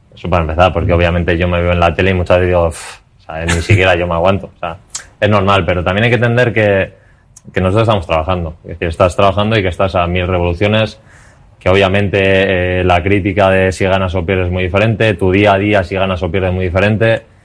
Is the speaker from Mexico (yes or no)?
no; Pamplona, Navarre, Spain; moved away; siendo como soy de Pamplona, eh, siendo de zona desde pequeño